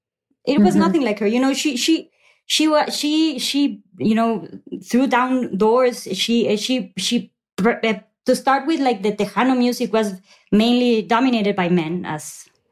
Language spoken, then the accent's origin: English; Mexico; I grew up in Mexico